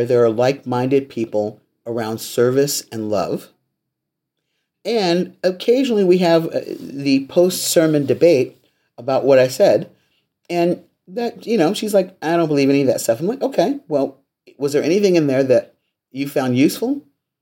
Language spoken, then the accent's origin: English; Los Angeles, California, United States; I was raised in the Missionary Baptist Church in Los Angeles